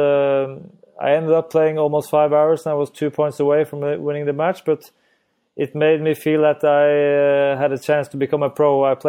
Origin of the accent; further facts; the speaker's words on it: Norway; English is a second language; Well, I think it's we're still a small country where skiing is a lot very more popular than tennis.